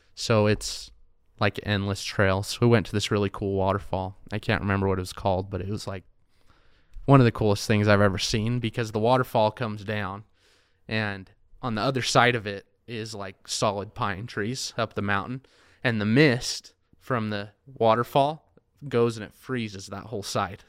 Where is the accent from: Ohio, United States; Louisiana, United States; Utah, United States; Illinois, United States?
Utah, United States; Payson; also born or lived in Pocatello, Idaho / Price, Utah / California / Orem, Utah; I am from Payson.